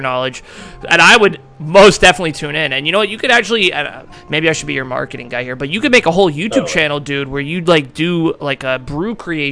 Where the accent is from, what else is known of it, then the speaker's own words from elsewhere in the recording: New Hampshire, United States; I'm from New Hampshire